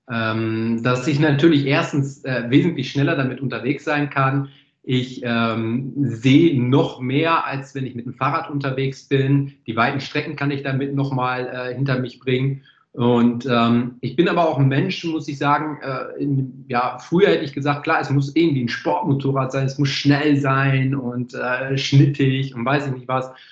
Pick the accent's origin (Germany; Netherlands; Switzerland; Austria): Netherlands; born there; Ich bin ja Holländer gebürtig.